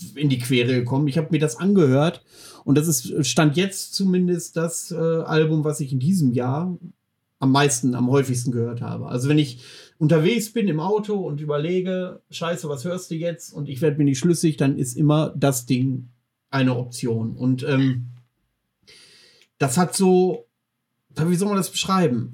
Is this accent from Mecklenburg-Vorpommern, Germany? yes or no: yes; Mecklenburg-Vorpommern, Germany; bei uns in Mecklenburg-Vorpommern